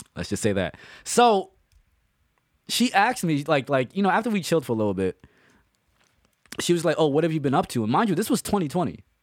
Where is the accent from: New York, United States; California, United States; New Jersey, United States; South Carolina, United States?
New York, United States; New York City; We grew up together. We grew up in the Bronx